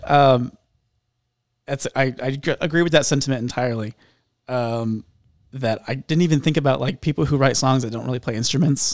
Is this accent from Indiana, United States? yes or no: yes; Indianapolis, Indiana, United States; moved away as an adult; now in Tennessee, United States; I come from Indianapolis. Okay. Uh, I lived there my whole life